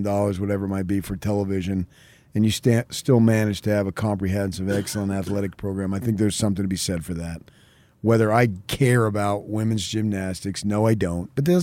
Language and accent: English; New York suburbs, United States; moved away; when I was a kid growing up in the New York suburbs